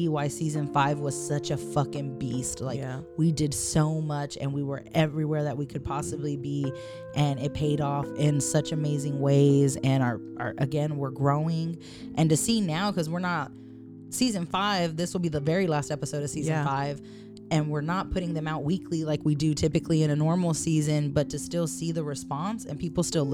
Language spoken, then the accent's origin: English; Austin, Texas, United States; We are rooted in Austin